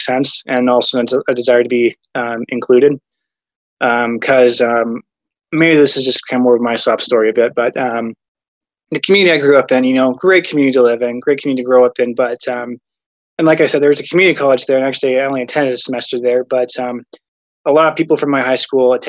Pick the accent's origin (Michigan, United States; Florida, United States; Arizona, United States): Arizona, United States; moved away as an adult; also born or lived in Salt Lake City, Utah; now in Idaho, United States; I grew up in Arizona